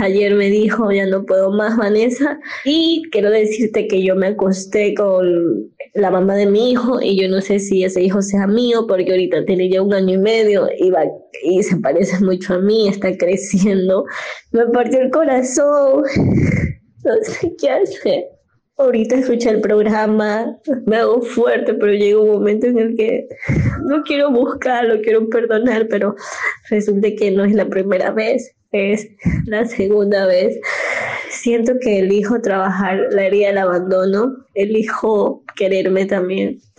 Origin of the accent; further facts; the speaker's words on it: Ecuador; Soy de Ecuador.